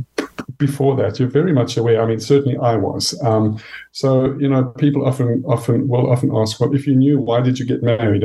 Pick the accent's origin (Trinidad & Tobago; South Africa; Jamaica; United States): South Africa; I grew up in South Africa, as you can hear from my accent